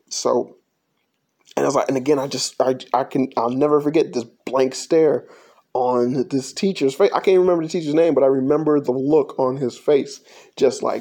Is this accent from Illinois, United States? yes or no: yes; Chicago, Illinois, United States; when um, I was growing up in Chicago, uh, more so than anything